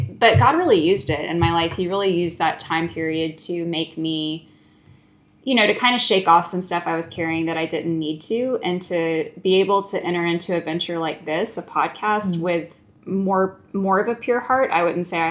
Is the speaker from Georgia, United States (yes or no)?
yes; Lilburn, Georgia, United States; I grew up in Lilburn, Georgia, which is a few minutes northeast of Atlanta